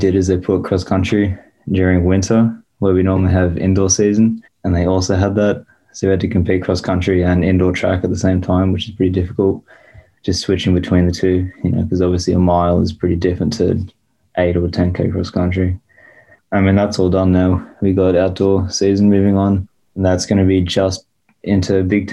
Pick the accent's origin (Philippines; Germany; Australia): Australia; moved away as an adult; now in Madison, United States; from Australia